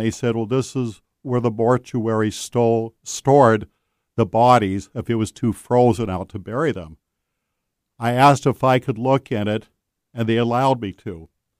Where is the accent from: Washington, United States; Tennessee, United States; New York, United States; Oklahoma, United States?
Washington, United States; Seattle; I grew up in South Seattle, Beacon Hill, and it was kind of a Leave It to Beaver 1950 neighbors.